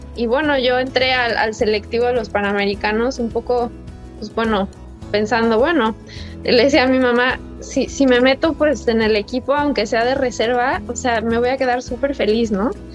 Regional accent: Mexico; moved away as an adult; also born or lived in United States; me fui de México hace casi tres años

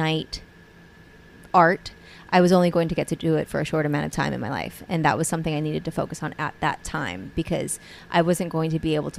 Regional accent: Hawaii, United States; we're from Hawaii.

